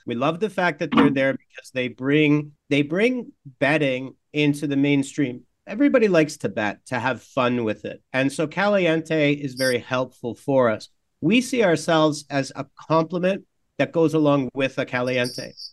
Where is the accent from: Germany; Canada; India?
Canada; I'm Canadian, and as a Canadian